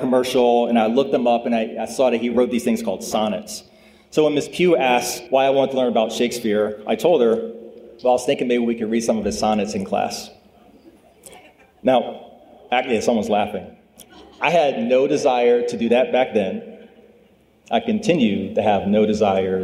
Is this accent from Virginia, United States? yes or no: yes; Lynchburg, Virginia, United States; also born or lived in Dorchester, Massachusetts; I grew up in Lynchburg